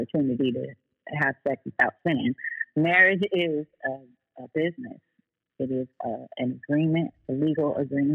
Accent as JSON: {"language": "English", "town": "Oakland", "region": "California", "country": "United States", "said": "I'm from Oakland. I speak with a certain dialect"}